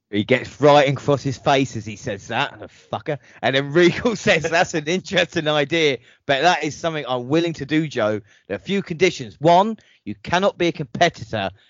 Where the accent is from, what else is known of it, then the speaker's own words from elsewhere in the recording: Blackpool, North West England, United Kingdom; then my hometown of Blackpool in 2015.